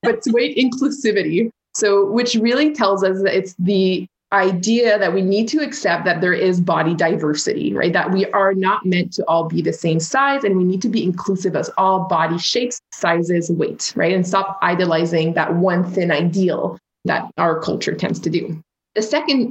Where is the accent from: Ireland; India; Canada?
Canada; So I'm French Canadian